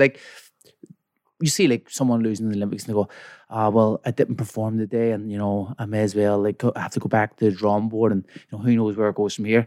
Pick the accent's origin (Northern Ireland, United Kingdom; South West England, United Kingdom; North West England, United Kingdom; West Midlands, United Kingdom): Northern Ireland, United Kingdom; Belfast; from Belfast, West Belfast